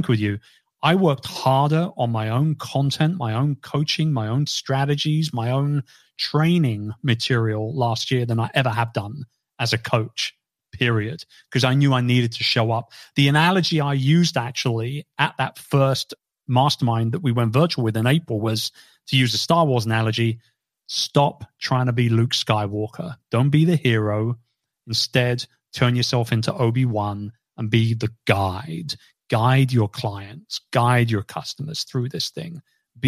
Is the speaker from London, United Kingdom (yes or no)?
yes; London, United Kingdom; my hometown